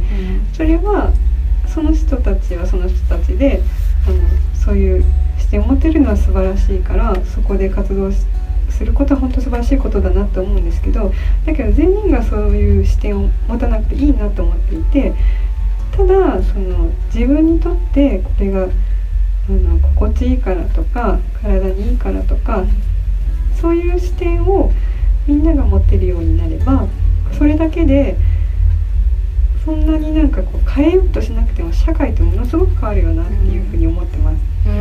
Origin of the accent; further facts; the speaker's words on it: Nara, Japan; 私があの奈良出身なんですけど